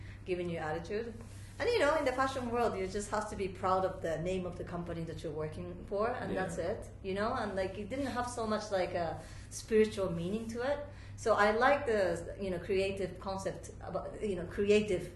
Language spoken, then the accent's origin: English; Tokyo, Japan; also born or lived in Switzerland / New York, United States / Italy; now in Amman, Jordan; I'm from Japan. I was born in Tokyo, but I studied in Switzerland. I went to university in New York